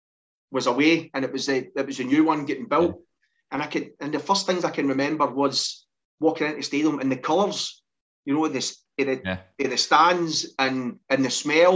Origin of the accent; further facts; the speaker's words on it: Linwood, Scotland, United Kingdom; I grew up in Linwood and I've got four sisters and a brother